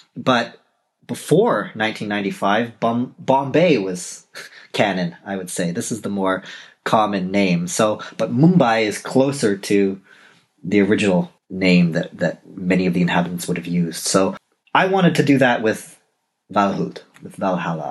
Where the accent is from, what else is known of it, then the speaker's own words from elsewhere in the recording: Toronto, Ontario, Canada; first language English; moved away as an adult; also born or lived in Scandinavia; now in Europe; I am originally from Toronto